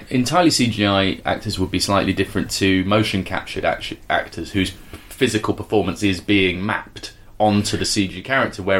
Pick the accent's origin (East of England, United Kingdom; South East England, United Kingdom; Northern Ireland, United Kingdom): South East England, United Kingdom; now in Dorset, United Kingdom; then I'm from Sussex. Uh, live in Dorset and work in a combination of Saudi Arabia, China, and Australia.